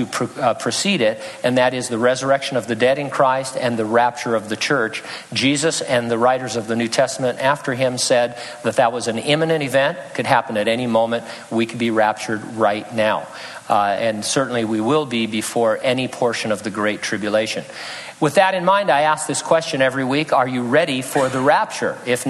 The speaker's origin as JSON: {"language": "English", "town": "San Bernardino", "region": "California", "country": "United States", "tie": "born or raised there", "said": "In California, the counties of Los Angeles, Riverside, and my hometown, San Bernardino, have contributed scans"}